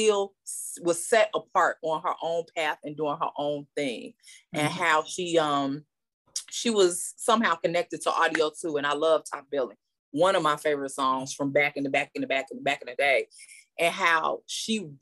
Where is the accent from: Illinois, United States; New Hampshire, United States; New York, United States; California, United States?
Illinois, United States; Chicago; I am born and raised in Chicago, so I'm a house head.